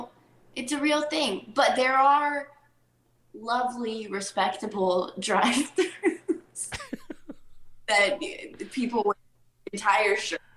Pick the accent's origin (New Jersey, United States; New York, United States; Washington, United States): Washington, United States; Sequim; moved away; growing up in Squim, Washington, mm-hmm. is the small town I grew up